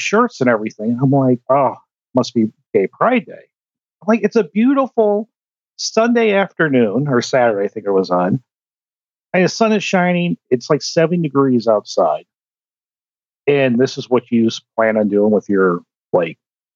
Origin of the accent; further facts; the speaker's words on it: Indiana, United States; I'm from Indiana